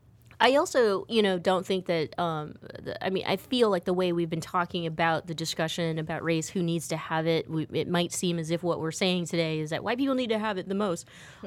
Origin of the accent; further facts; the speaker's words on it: United States; because I'm American, like straight up